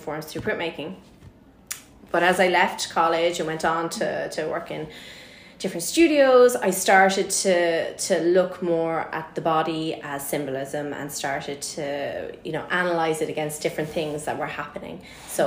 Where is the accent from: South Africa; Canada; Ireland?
Ireland; in Ireland, this is how we do things.